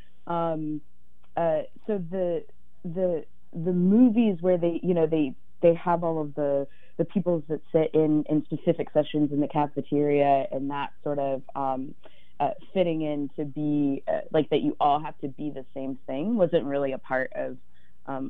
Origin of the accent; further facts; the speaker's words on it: Virginia, United States; I grew up in Virginia